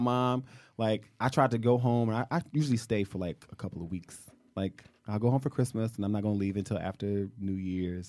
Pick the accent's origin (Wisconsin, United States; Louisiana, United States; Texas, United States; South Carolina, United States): Louisiana, United States; Shreveport; moved away; I'm from Louisiana. I'm from Shreveport.